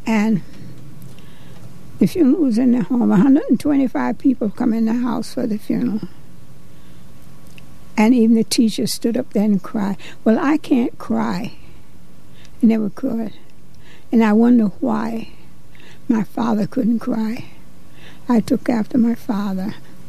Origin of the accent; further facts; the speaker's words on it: Ohio, United States; also born or lived in Georgia / Lima, Ohio; now in Norwich, United States; I was born in Georgia, but I really was raised mostly in Ohio